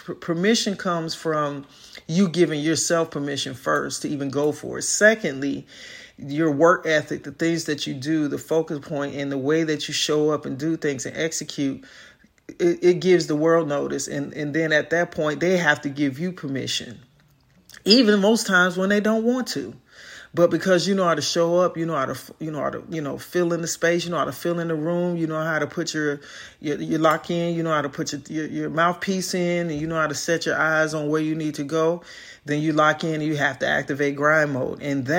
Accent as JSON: {"language": "English", "town": "Chicago", "region": "Illinois", "country": "United States", "said": "I'm from South Side of Chicago, so inner city youth, sports, academia"}